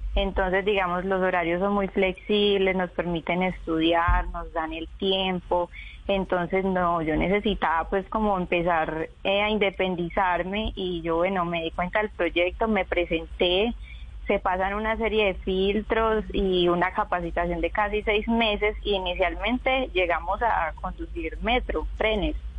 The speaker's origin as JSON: {"language": "Spanish", "town": "Chigorodó", "region": "Antioquia", "country": "Colombia", "tie": "born or raised there", "moved": "as an adult", "lives_now": "Medellín, Colombia", "said": "yo nací en Medellín y me crié en Chigorodó, en el Urabá antioqueño"}